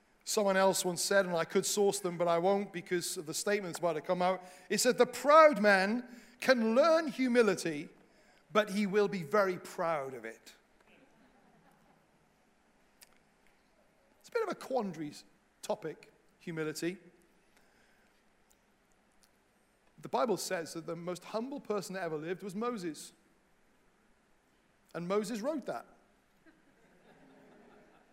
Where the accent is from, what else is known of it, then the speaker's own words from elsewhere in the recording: Wales, United Kingdom; now in England; a Welsh missionary in England